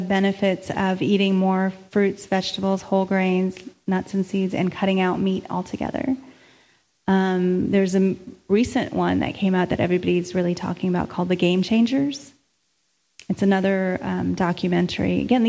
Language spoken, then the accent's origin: English; India; I'm Indian, that person's Filipino, that person's black, there's Mexican.